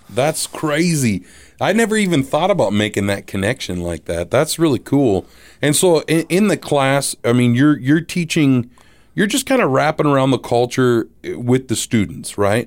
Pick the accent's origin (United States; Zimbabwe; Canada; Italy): United States; Midwest; I'm Midwestern